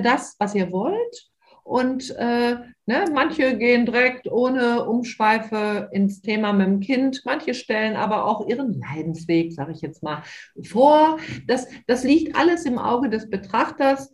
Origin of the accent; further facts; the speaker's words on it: Moers, North Rhine-Westphalia, Germany; Hier in meiner Heimatstadt Mörs leite ich ja auch einen ehrenamtlichen äh, Elterngesprächskreis für die DGHK